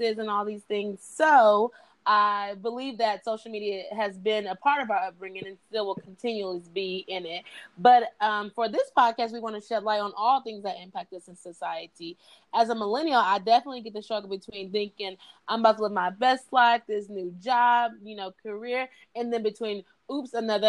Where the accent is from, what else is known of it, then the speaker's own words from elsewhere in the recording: Tacoma, Washington, United States; now in Kentucky, United States; I was born in Tacoma, Washington, and I stay in Kentucky right now.